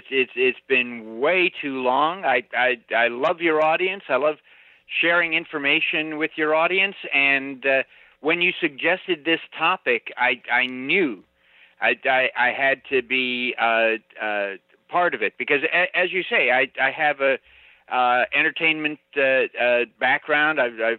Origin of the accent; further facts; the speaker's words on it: California, United States; now in Florida, United States; I grew up in California, so I'd see shows at Knott's Berry Farm.